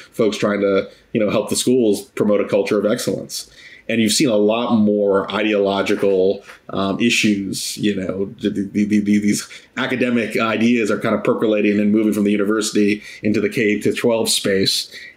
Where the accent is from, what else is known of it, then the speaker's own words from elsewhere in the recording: Virginia, United States; Virginia, my home state